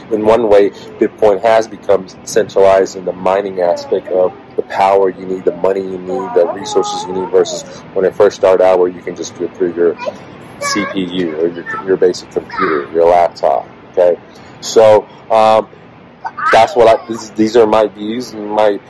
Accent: United States

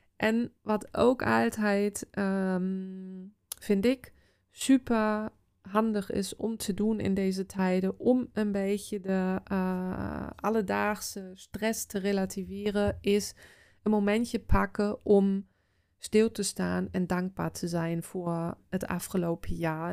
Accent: Osterode am Harz, Lower Saxony, Germany; Dutch is a second language; now in Netherlands; in het dorp of de stad waar ik vandaan kom, Oosterode

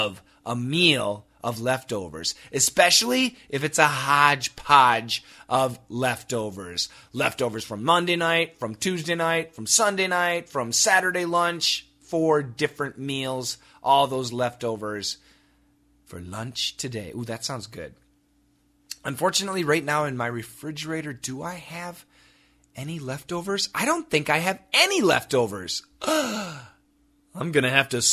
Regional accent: Wisconsin, United States; moved away; also born or lived in Macon, Georgia; my hometown in Wisconsin

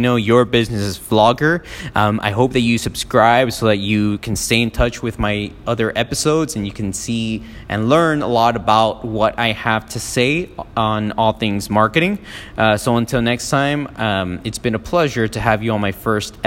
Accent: Miami, Florida, United States; also born or lived in Peru; I didn't really grow up in Peru. I was born in Peru. I grew up in Miami since I was like about 3 and a half

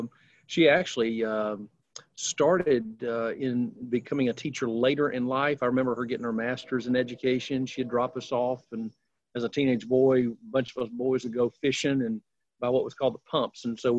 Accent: Decatur, Alabama, United States; moved away as an adult; now in Memphis, United States; Alabama or in Decatur is a little 40,000, you know, population size.

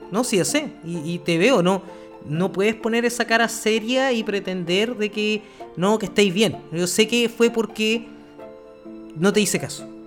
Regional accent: Chile; aquí somos chilenos y tenemos que tener nombre chileno

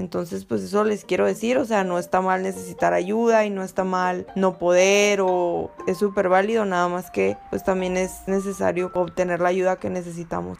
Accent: Mexico; las oportunidades que tenemos como mexicanos

